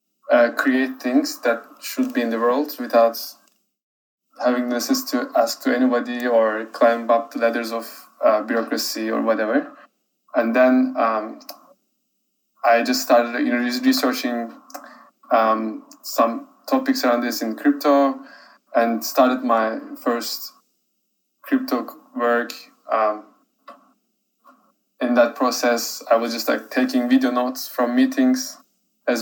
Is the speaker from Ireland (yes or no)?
no; Turkey; moved away as an adult; now in New York, United States; I'm originally from Turkey, now studying in a university in New York.